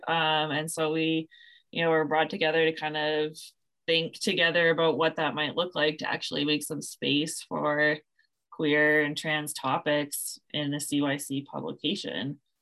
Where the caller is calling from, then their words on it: Victoria, British Columbia, Canada; I'm calling in from Oloquoingan territories on the lands of the Songhees and Esquimalt nations, also known as Victoria, B C